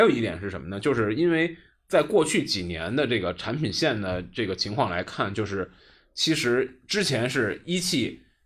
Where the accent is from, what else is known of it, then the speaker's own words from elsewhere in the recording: northern China, China; 虽然我是北方人